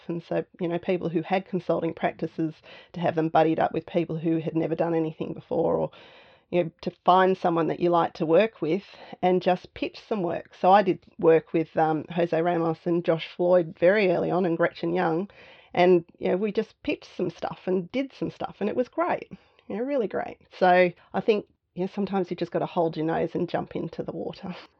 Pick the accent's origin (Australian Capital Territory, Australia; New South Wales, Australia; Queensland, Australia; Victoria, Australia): Australian Capital Territory, Australia; Canberra; moved away as an adult; also born or lived in Melbourne; So I grew up in Canberra. So, moving to Melbourne in my early 20s